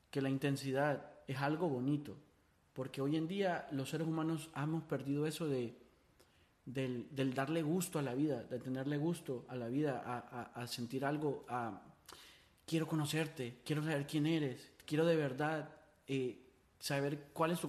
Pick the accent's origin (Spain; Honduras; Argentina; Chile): Honduras; Yo, yo cuando me mudé de Honduras se me olvidó la gente.